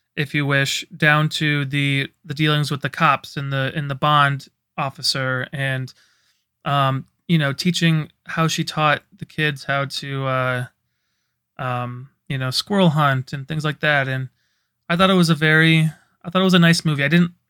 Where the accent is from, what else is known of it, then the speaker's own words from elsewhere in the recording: Iowa, United States; Hey, I'm from Iowa.